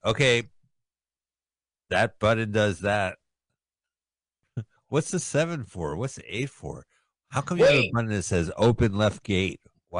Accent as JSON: {"language": "English", "country": "United Kingdom", "said": "I'm a Brit speaking American."}